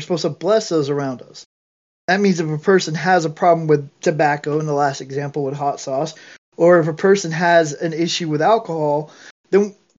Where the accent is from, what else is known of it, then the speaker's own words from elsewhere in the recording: Georgia, United States; accent: thick southern accent; I sounded like this back then, because I'm from Georgia. Well, anyways, I mean, I had that thick southern accent.